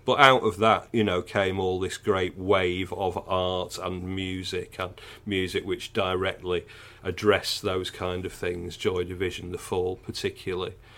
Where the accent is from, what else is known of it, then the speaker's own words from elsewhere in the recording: Manchester, North West England, United Kingdom; I grew up in South Manchester in the, uh, late seventies, early nineteen eighties.